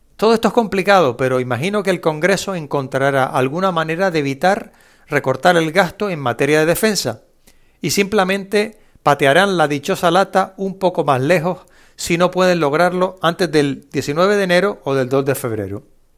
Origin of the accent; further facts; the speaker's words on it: Spain; no recuerdo haber jugado en mi infancia, en España